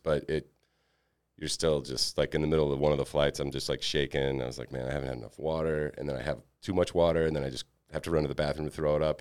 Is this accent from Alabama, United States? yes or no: yes; Alabama, United States; moved away as an adult; also born or lived in Mississippi; I was from Alabama